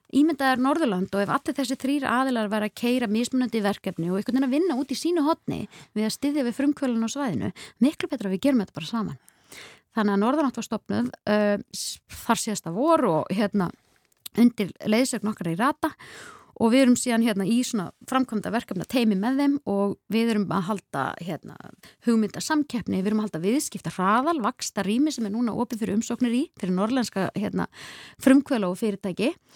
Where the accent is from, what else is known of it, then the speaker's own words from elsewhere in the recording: Hvammstangi, Northwestern Region, Iceland; ég elst upp á kvamstonga